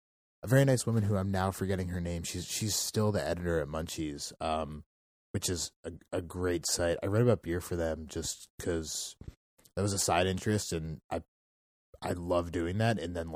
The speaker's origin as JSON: {"language": "English", "town": "Bethesda", "region": "Maryland", "country": "United States", "tie": "born or raised there", "said": "I grew up in Bethesda, Maryland."}